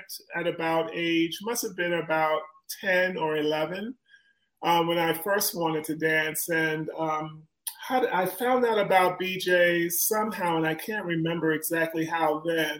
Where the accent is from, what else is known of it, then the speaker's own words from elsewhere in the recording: New York City, New York, United States; I grew up in Springfield Garden, Queens, New York